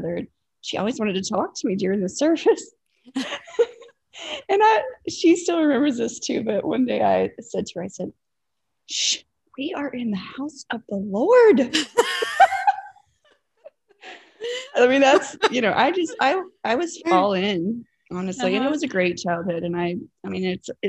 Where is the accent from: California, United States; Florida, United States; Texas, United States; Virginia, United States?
Virginia, United States; southwestern; I grew up in a small town in southwestern Virginia, not West Virginia, but southwestern Virginia, very close to the Tennessee line